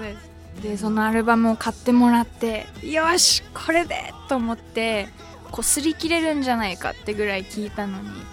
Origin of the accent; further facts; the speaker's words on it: suburbs of Tokyo, Japan; 私の場合東京の郊外に生まれ育った